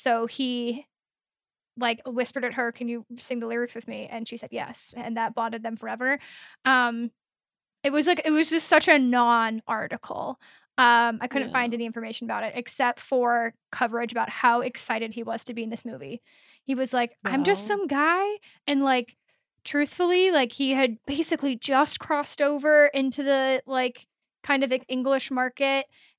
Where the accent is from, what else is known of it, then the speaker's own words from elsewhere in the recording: Midwest, United States; I'm from the Midwest.